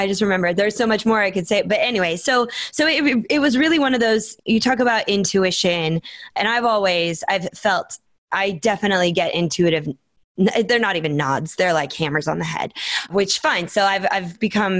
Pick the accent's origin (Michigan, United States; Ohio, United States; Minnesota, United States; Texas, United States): Minnesota, United States; moved away; also born or lived in Phoenix, Arizona; I grew up in Minnesota